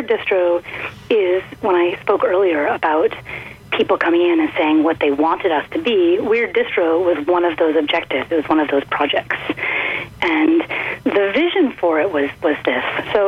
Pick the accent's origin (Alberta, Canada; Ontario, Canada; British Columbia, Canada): Ontario, Canada; Perth; born there; I was born in Perth, Ontario, and I've lived kind of all over Canada.